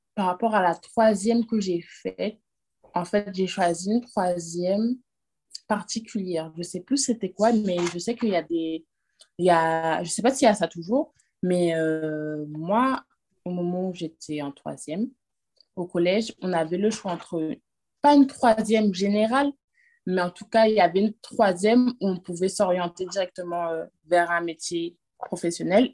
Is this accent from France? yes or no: yes; France; moved away as an adult; now in Guadeloupe; J'ai grandi en France, je suis née en France